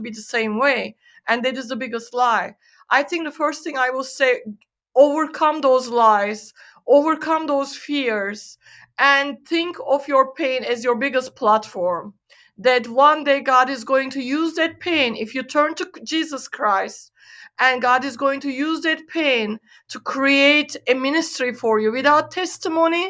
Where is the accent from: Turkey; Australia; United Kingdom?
Turkey; moved away as an adult; now in United States; I was born and raised in Turkey in the Middle East